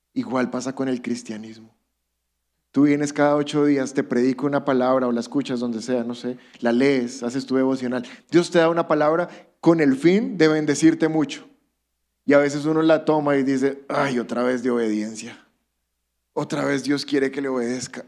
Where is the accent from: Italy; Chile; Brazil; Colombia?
Colombia; somos colombianos